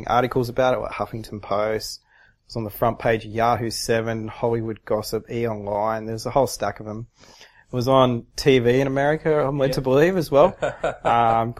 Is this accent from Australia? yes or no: yes; Sydney, New South Wales, Australia; I said, Sydney.